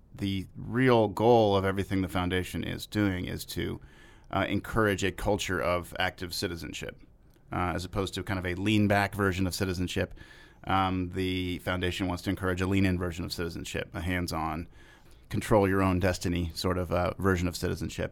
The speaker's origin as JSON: {"language": "English", "town": "Austin", "region": "Texas", "country": "United States", "tie": "born or raised there", "also_born_or_lived": "Cambridge, Massachusetts / Miami, Florida", "moved": "as an adult", "said": "I grew up in Austin, Texas, by and large."}